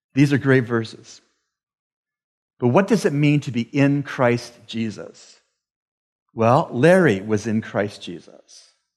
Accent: Canada; I am from Canada, the land of lakes and forests.

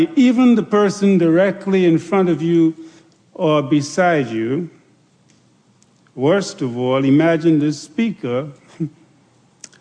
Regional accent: Andros, Bahamas; growing up on Andros

